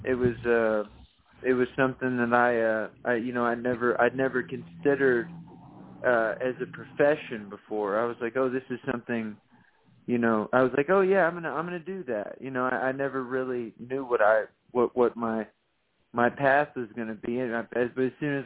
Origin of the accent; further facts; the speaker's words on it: Texas, United States; moved away as an adult; also born or lived in Nashville, Tennessee; I lived in Nashville for 10 years. I'm from Texas. I came back to Texas.